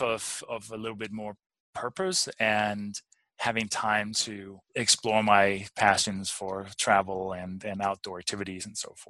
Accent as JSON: {"language": "English", "country": "Denmark", "tie": "born or raised there", "also_born_or_lived": "Durango", "moved": "yes", "lives_now": "United States", "said": "growing up I'm from Denmark originally"}